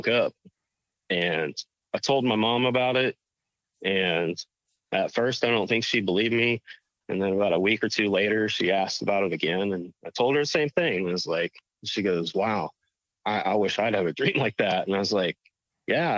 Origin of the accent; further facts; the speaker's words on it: Rushville, Illinois, United States; We were at the Dairy Queen in Rushville, Illinois, I grew up in Rushville